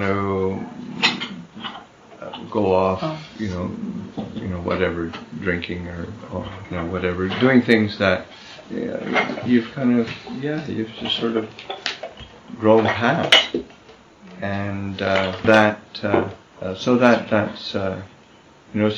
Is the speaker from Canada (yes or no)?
yes; Neepawa, Manitoba, Canada; moved away; also born or lived in Winnipeg, Manitoba; We grew up together in Nepal, and then we were in the city together